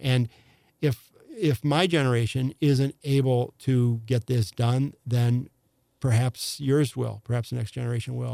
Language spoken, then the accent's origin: English; Affton, Missouri, United States; also born or lived in St. Louis (The Hill); I was raised in Afton by parents who left the city when I was about five.